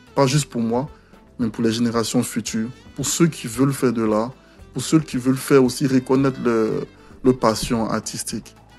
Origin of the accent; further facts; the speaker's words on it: Abidjan, Côte d’Ivoire; also born or lived in Ferkessédougou, Côte d'Ivoire; now in Quebec, Canada; je suis né et j'ai grandi à Abidjan